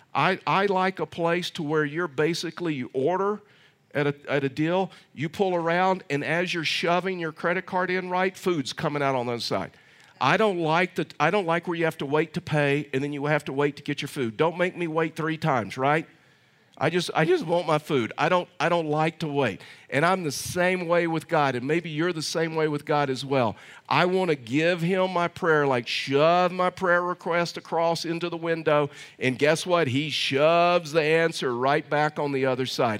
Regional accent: Texas, United States; moved away; I'm from Texas

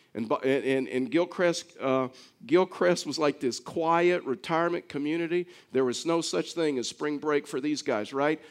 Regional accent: Baytown, Texas, United States; I was actually born in Baytown, Texas

